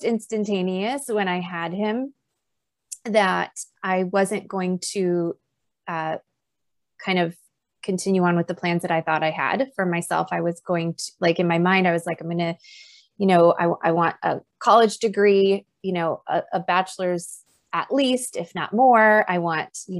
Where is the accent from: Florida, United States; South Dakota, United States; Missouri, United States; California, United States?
South Dakota, United States; moved away as an adult; also born or lived in North Carolina; now in Twin Cities, United States; both my husband and I were born and raised in South Dakota